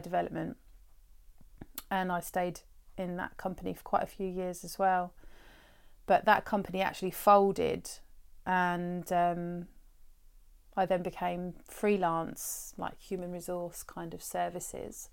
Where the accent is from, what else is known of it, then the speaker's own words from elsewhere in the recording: Brighton, South East England, United Kingdom; I grew up in Brighton. I was born here as well and I've lived here, um, the majority of my life.